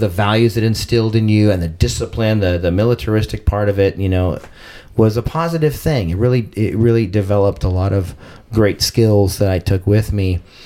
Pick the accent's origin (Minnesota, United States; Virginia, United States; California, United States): California, United States; Arcadia; now in San Diego, United States; I grew up in Arcadia, California